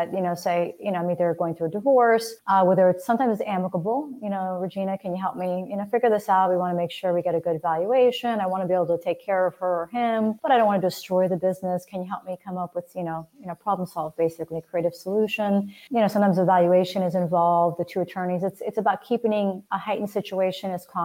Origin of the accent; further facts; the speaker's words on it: Miami, Florida, United States; I'm actually born and raised in Miami. I'm one of the rare native Floridians